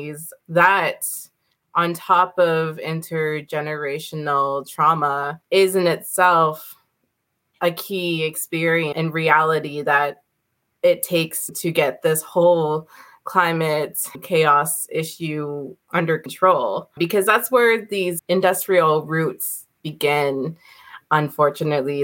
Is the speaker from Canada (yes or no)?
yes; Aamjiwnaang First Nation, Ontario, Canada; My journey started at home in the Omgenong First Nation, where I was born and I grew up on the res